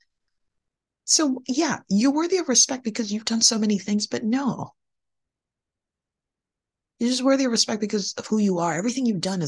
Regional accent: Nigeria; moved away; I was born in Nigeria, a majority Black country on the west coast of Africa

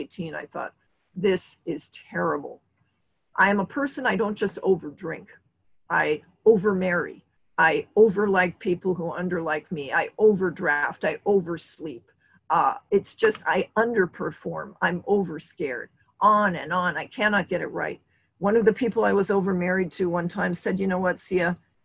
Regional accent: Montana, United States; now in California, United States; I grew up in Montana

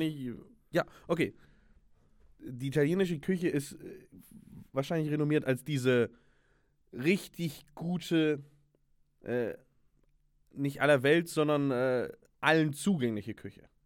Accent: Germany; ich bin Deutscher

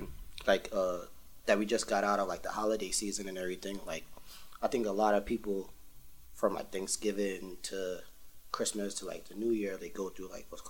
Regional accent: New York City, New York, United States; Yeah, I'm from Crown Heights / the 90s / Bed-Stuy.

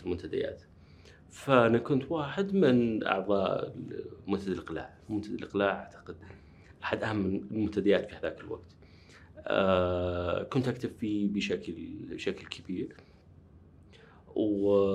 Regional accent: Riyadh, Riyadh Province, Saudi Arabia; also born or lived in Nashville, United States / Wisconsin, United States; ولدت في الرياض في مستشفى الملك عبد العزيز

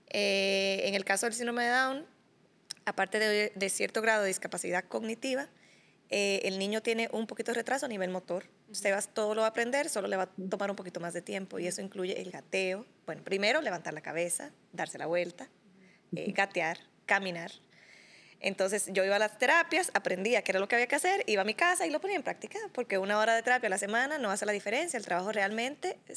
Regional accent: Dominican Republic; moved away as an adult; now in Costa Rica; yo llegué a Costa Rica en el 2017, porque yo soy dominicana.

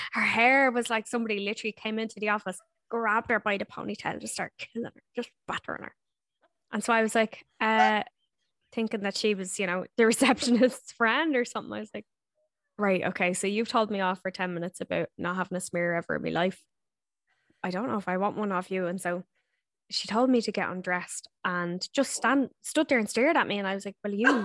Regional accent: Ireland; moved away as an adult; now in New Zealand; when I was growing up in Ireland

